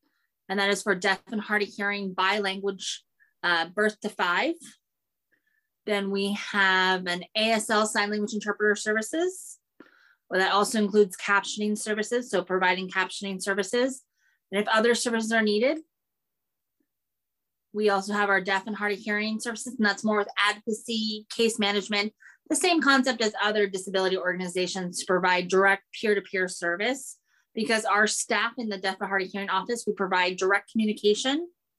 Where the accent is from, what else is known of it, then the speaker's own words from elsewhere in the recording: Seattle, Washington, United States; So really, I'm from Seattle. I'm born and raised here, I'm a Seattleite.